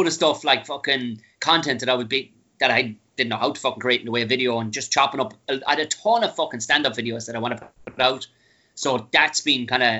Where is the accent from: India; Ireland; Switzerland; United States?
Ireland; Tipperary, Munster; moved away; I was a redneck from Tipperary